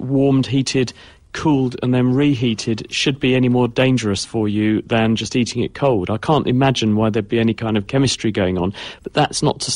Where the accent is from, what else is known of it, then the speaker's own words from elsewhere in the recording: Darlington, North East England, United Kingdom; moved away; also born or lived in Cambridge; it's a place called Darlington, is near Middlesbrough, which is northeast